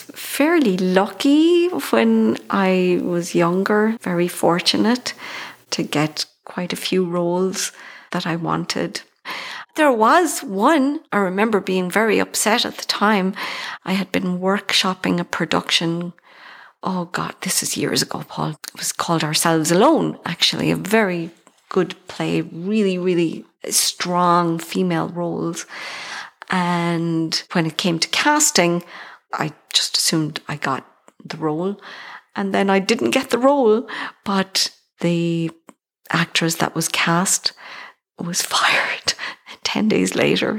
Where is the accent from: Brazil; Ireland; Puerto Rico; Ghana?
Ireland; accent: Irish; moved away as an adult; also born or lived in Birmingham, England / Queens, New York / Riverdale, New York; now in New York, United States; i still think i have my irish accent i don't think it's gone yet